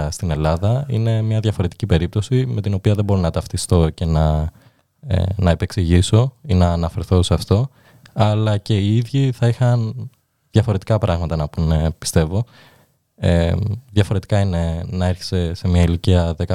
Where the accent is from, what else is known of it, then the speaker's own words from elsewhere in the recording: Fier, Fier County, Albania; Ε, η αλήθεια είναι μεγάλωσα στο Φιέρι, η οποία είναι μικρή πόλη.